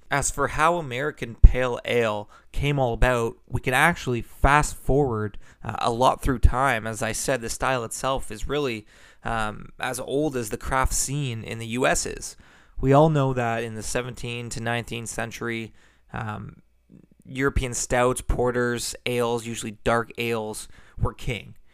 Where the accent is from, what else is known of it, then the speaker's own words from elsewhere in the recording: Burlington, Ontario, Canada; Burlington, Ontario. That's my hometown